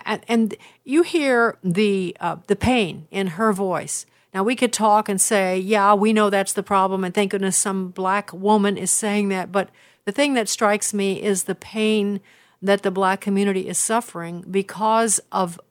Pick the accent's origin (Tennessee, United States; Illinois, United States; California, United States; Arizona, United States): Illinois, United States; Chicago; Chicago because that's my hometown